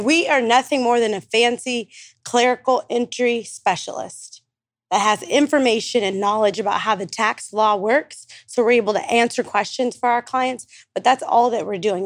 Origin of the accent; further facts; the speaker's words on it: Stockton, California, United States; now in Dallas, United States; I'm from Stockton, California, but I live in, like, Dallas, Texas